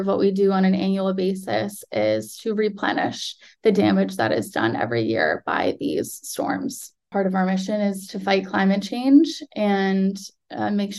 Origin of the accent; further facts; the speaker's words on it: Mashpee, Massachusetts, United States; I grew up in Papanesset Bay my entire life